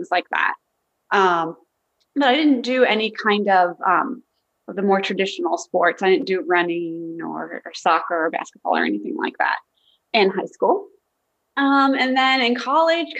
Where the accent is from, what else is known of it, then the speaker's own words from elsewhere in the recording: Fairfax County, Virginia, United States; I grew up in Fairfax County, Virginia. I still live there today, so born and raised